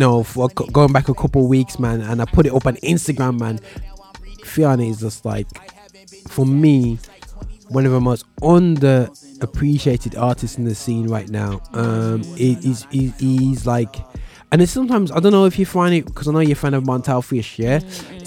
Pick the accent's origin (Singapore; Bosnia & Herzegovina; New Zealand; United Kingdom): United Kingdom; Birmingham, West Midlands; my hometown Birmingham